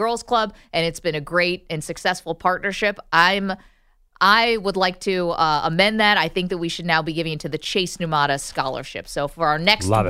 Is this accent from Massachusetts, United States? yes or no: no; Binghamton, New York, United States; moved away; my hometown of Binghamton, New York